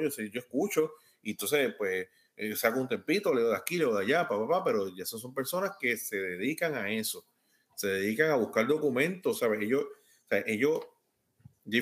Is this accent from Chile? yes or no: no; Puerto Rico; soy puertorriqueño.